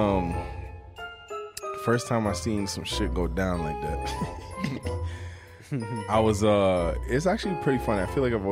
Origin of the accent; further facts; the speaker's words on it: Canada; I'm Canadian. With Canadian passport